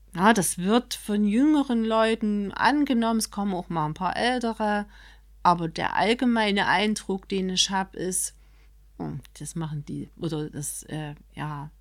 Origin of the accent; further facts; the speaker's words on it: Chemnitz, Saxony, Germany; wenn man hier aufgewachsen ist, so wie ich